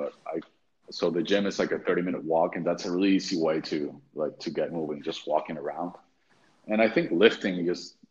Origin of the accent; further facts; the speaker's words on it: Venezuela; moved away as an adult; also born or lived in Texas; then I moved back to Venezuela, which is my home country